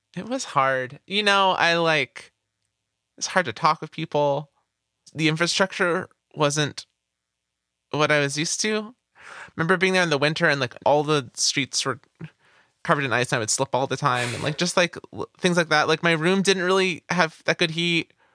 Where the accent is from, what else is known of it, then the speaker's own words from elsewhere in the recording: California, United States; I was just a kid growing up in California